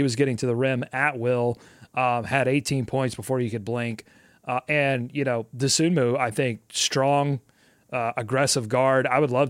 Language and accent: English; New Orleans, Louisiana, United States; I'm from New Orleans. The New Orleans Hornets used to be my favorite team.